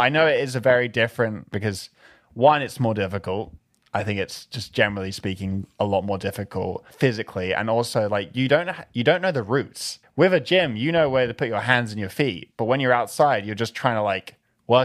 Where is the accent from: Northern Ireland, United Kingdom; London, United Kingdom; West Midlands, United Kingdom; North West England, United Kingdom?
London, United Kingdom; Growing up in London was your typical British schoolboy lifestyle.